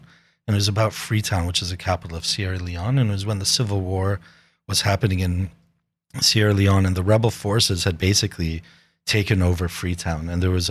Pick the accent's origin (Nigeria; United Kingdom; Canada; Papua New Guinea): Papua New Guinea; also born or lived in United States; Growing up in Papua New Guinea. That was the biggest life experience, you know, like going from these rich suburbs of the US to Papua New Guinea